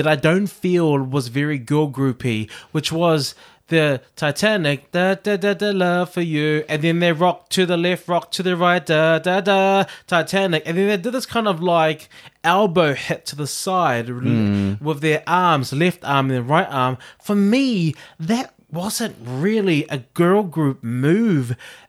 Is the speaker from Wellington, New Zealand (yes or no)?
no; Auckland, New Zealand; I was from South Auckland.